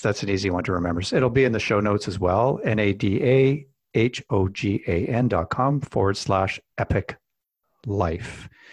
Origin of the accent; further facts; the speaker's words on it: Alberta, Canada; I grew up in Alberta